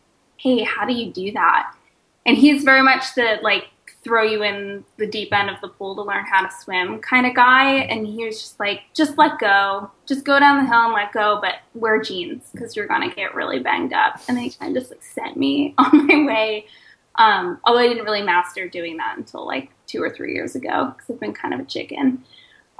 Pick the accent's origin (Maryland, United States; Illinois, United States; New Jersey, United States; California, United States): New Jersey, United States; Woodbury; also born or lived in Philadelphia, Pennsylvania; now in Oakland, United States; Spent most of my life in southern New Jersey, in Woodbury